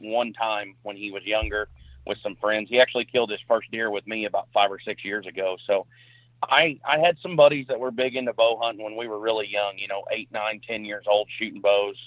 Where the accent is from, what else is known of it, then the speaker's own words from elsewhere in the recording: Perryville, Missouri, United States; I'm from Perryville, Missouri.